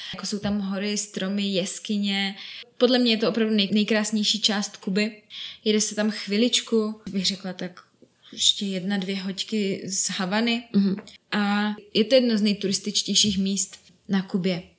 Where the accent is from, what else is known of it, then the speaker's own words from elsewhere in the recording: Czechia; jsem z České republiky